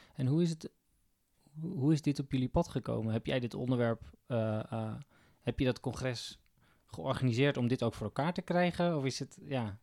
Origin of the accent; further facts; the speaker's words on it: Kop van Noord-Holland, North Holland, Netherlands; Ik kom bij de kop van Noord-Holland